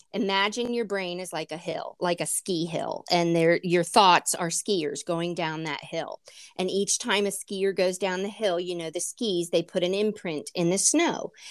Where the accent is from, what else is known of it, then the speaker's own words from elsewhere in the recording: United States; being an American